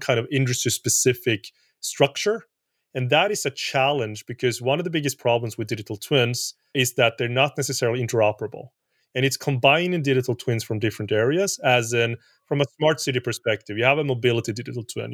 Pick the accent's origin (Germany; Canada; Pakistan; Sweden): Sweden; I'm from Sweden